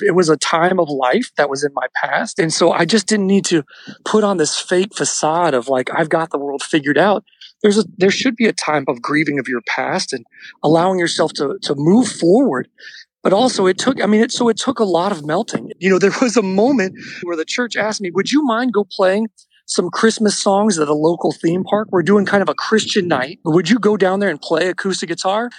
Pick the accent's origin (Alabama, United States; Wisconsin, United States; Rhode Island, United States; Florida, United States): Florida, United States; moved away as an adult; also born or lived in Nashville, Tennessee / Albuquerque, New Mexico; I'm from Florida, where I'm calling you from today, where we live back here now.